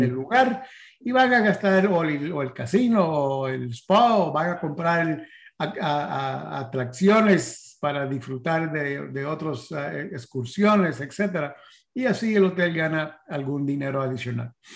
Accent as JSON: {"language": "Spanish", "town": "San Antonio", "region": "Texas", "country": "United States", "tie": "born or raised there", "second_language": "Spanish", "moved": "yes", "lives_now": "Florida, United States", "said": "de San Antonio, Texas, nací yo"}